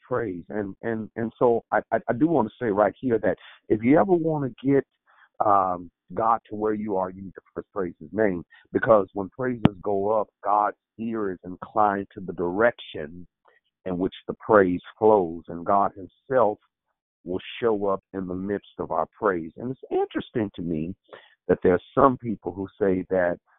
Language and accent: English; Oakland, California, United States; I am from Oakland, California